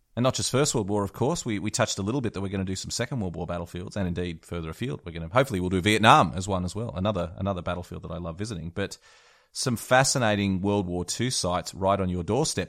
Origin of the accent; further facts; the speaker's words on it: Australia; I'm an Aussie